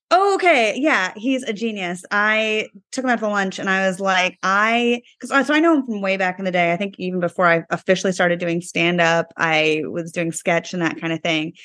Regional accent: East Coast, United States; moved away; I was growing up on the East Coast back in high school.

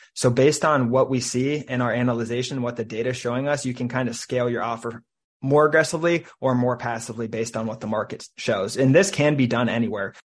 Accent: Cincinnati, Ohio, United States; now in Saint Petersburg, United States; I'm from Cincinnati, Ohio

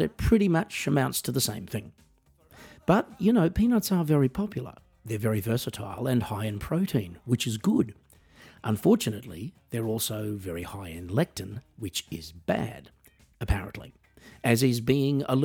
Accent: Australia; I am an Australian musician

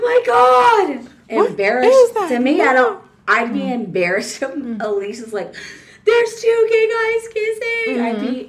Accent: San Antonio, Texas, United States; I'm from San Antonio.

